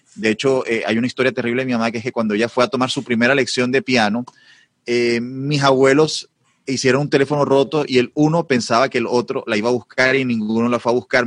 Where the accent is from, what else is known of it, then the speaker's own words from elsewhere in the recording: Barranquilla, Atlántico, Colombia; also born or lived in Madrid, Spain; soy barranquillero, una ciudad de las más importantes de Colombia